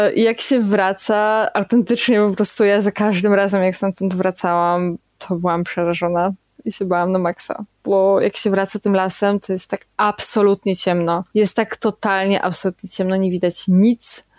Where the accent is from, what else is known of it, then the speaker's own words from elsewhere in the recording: Kędzierzyn-Koźle, Opole Voivodeship, Poland; jestem dziewczyna z Kędzierzyna